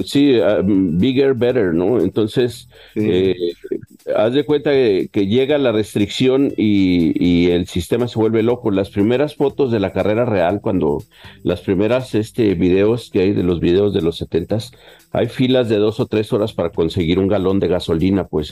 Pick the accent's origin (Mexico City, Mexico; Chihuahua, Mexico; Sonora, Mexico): Chihuahua, Mexico; yo soy de aquí de Chihuahua